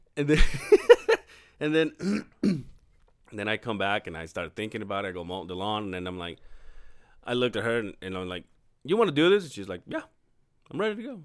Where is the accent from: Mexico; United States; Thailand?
Mexico; born or raised there; moved away